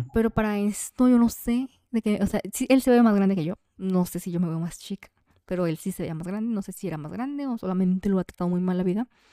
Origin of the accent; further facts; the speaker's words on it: Jalisco, Mexico; Como mujer mexicana y más de que jalisciense